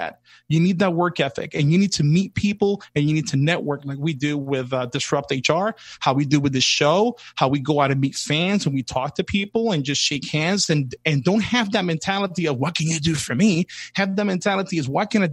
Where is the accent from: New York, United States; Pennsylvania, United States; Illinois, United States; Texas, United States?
New York, United States; New York City; I grew up in the South Bronx in hip hop in the 80s, early 80s, all the way to early 90s